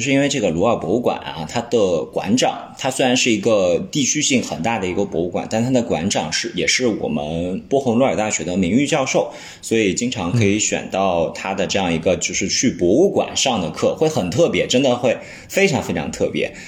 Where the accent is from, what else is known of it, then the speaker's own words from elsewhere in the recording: Lianyungang, Jiangsu, China; 我的家乡，就是我是江苏连云港的